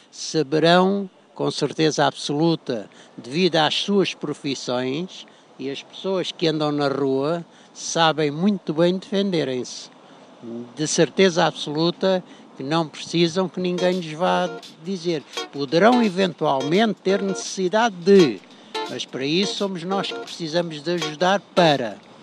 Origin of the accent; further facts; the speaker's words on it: Angola; also born or lived in Mozambique; now in Lisbon, Portugal; Durante muitos anos eu vivi em, nasci em Angola, tive muitos anos em Moçambique, fiz lá a Força Aérea também